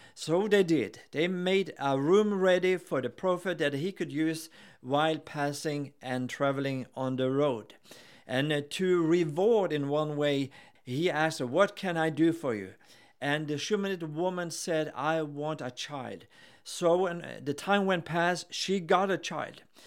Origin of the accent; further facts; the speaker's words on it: Gothenburg, Västra Götaland, Sweden; I'm here with my wife, Helen, and we are from Gothenburg in Sweden